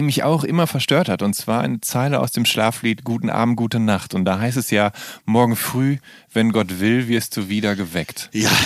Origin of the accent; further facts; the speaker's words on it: Rhineland, Germany; ich komme ja auch aus dem Rheinland